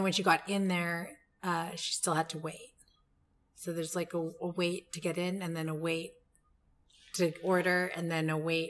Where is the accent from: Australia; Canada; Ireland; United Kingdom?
Canada; Vancouver, British Columbia; We're two Asians born and raised in Vancouver